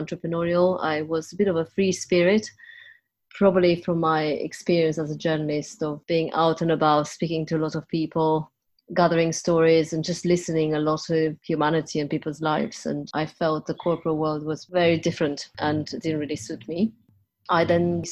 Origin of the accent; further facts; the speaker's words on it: Transylvania, Romania; moved away as an adult; now in United Kingdom; I was born in Transylvania in Romania and came over here as a journalist